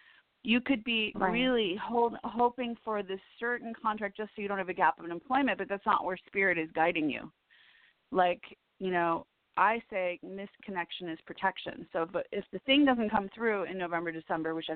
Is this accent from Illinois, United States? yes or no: yes; Chicago, Illinois, United States; moved away as an adult; also born or lived in Woodstock, Illinois; now in Los Angeles, United States; I'm from Chicago